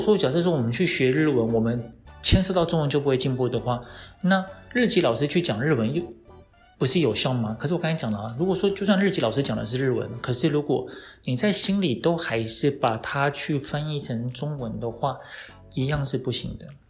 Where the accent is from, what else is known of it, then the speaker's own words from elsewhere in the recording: Taiwan; 我们台湾人